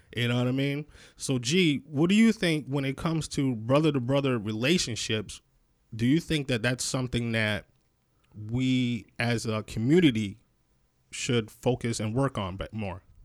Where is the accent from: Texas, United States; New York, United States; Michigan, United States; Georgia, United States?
New York, United States; Rochester; moved away; I'm originally from Rochester, New York, um, which is uh, Western New York.